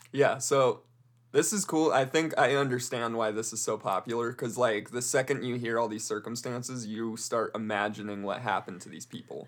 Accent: Colorado, United States; I'm from Colorado.

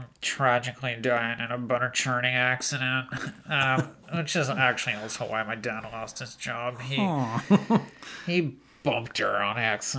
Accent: Solvang, California, United States; now in Gorman, United States; I grew up in the hills of Solvang, but after my dad lost his job churning butter, we had moved at one of the local butter churning palaces. We had to move to Gorman, so I live there now.

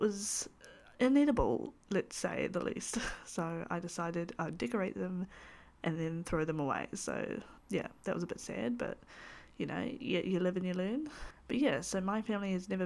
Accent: New Zealand; I am a Kiwi. This meaning that I live in the beautiful country that is New Zealand

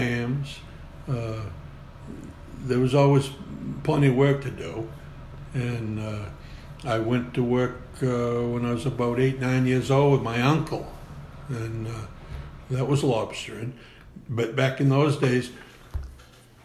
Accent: Portland, Maine, United States; I was born in Portland in the city hospital. Mm-hmm. And but we were living on the island at the time.

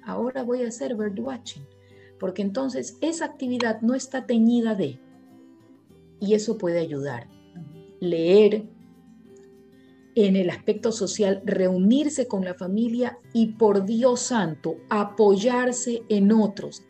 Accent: Ecuador; also born or lived in Guayaquil; en mi país

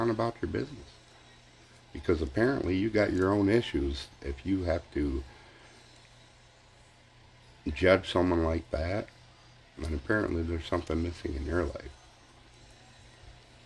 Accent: United States; being American

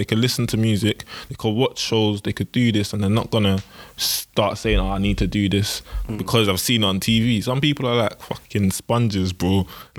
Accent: London, United Kingdom; also born or lived in Bexleyheath; I grew up in Peckham

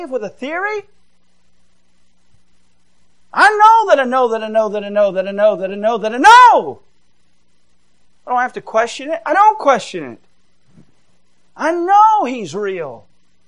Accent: Georgia, United States; now in Michigan, United States; I did go to a public school and I grew up in Georgia

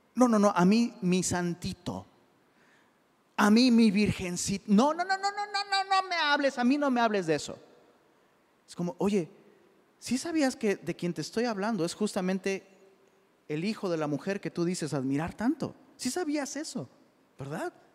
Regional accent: Mexico; soy mexicano

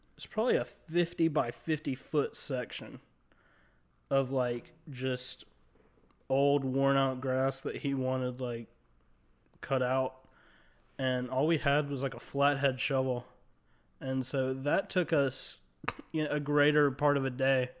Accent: Mobile, Alabama, United States; In Mobile, Alabama, which is where I'm from

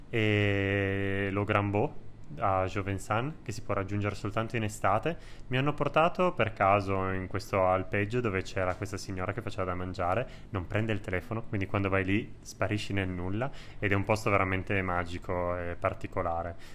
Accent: Piedmont, Italy; Allora, da buon piemontese con tantissimi tuorli

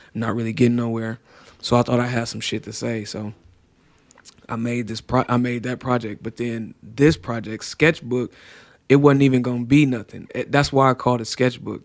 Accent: Cleveland, Ohio, United States; I'm from Cleveland.

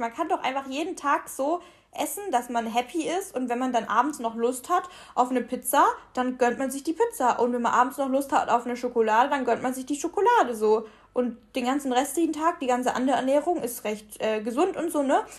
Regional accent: Ulm, Baden-Württemberg, Germany; now in Cologne, Germany; bei uns in Ulm

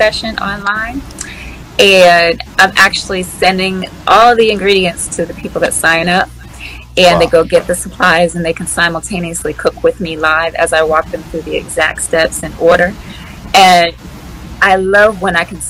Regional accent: Washington, District of Columbia, United States; moved away; I am from the Washington, D.C. area. And so usually around the holidays, I come back home

